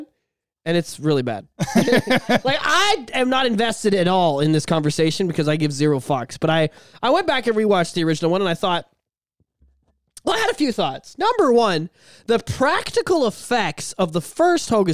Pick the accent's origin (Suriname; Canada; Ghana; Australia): Canada; We're fucking hick-ass Canadians up here with our winter coats and our igloos, and our free healthcare.